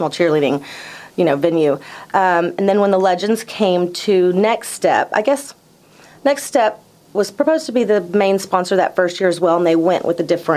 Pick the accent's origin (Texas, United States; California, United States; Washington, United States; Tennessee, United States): Texas, United States; Duncanville; I grew up in Duncanville, south of Dallas